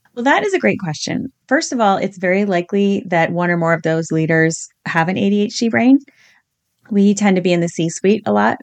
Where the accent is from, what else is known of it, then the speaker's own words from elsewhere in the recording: Virginia, United States; I grew up in Virginia in the eighties